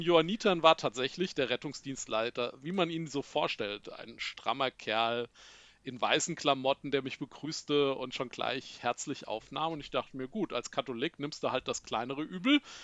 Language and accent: German; Giessen, Hesse, Germany; now in Langgöns, Germany; ich komme tatsächlich hier aus Gießen. Da bin ich geboren, da habe ich auch lange gewohnt